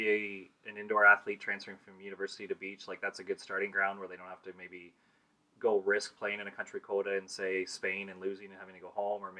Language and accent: English; Canada; as a Canadian